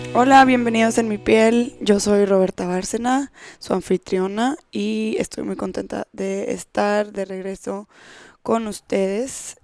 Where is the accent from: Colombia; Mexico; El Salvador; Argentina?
Mexico; Monterrey, Nuevo León; en México, en Monterrey, de donde yo soy